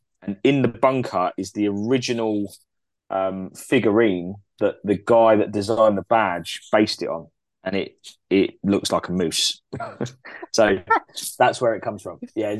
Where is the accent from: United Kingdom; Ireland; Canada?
Canada; I can deal with that because I'm Canadian.